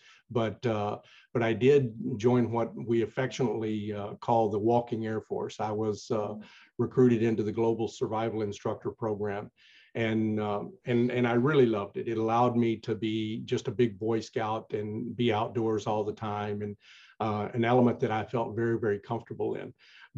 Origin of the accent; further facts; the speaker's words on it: Tennessee, United States; also born or lived in Chicago suburbs, Illinois; now in Chicago, United States; I'm originally from Tennessee. I was born and raised there through my formative years